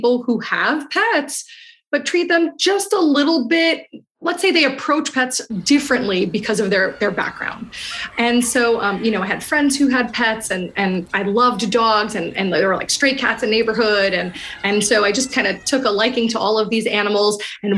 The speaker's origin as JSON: {"language": "English", "town": "New York City", "region": "New York", "country": "United States", "tie": "born or raised there", "said": "I grew up in Queens, New York"}